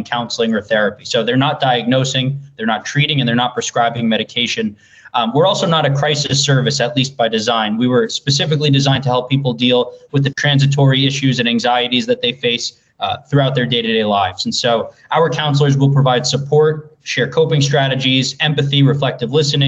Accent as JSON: {"language": "English", "town": "Dix Hills", "region": "New York", "country": "United States", "said": "I am from Dix Hills originally"}